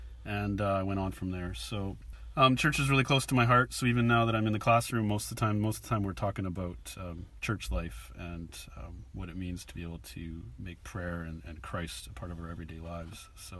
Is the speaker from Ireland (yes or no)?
no; Canada; moved away as an adult; now in Bristol, United Kingdom; I came here from Canada 5 years ago with my family.